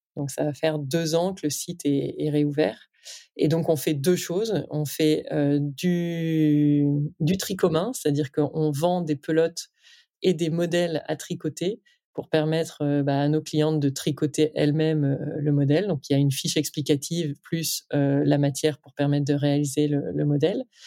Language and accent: French; Lille, Hauts-de-France, France; je viens de Lille, euh, avec une grosse tradition textile dans le nord